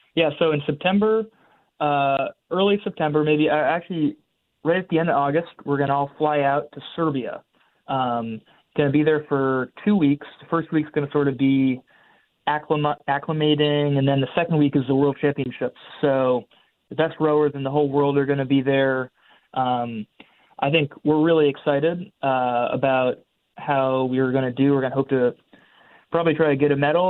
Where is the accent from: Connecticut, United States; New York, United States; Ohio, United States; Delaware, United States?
Connecticut, United States; Madison; moved away as an adult; also born or lived in Williamstown, Massachusetts; now in Cambridge, United States; born and raised in Madison, Connecticut